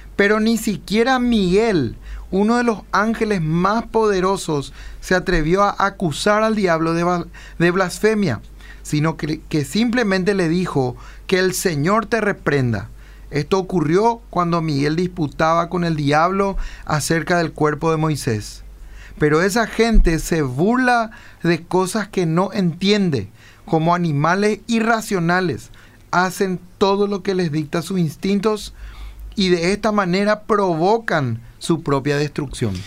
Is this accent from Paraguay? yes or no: yes; Lambaré, Central, Paraguay; él nació, vivió y creció en Lambaré y, y, y, la misma cosa pasa con mi persona